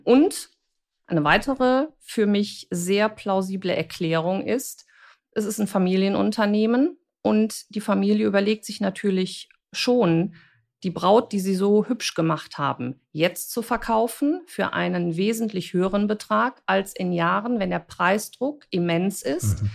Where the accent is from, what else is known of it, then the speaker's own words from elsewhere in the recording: Germany; als ähm, Deutsche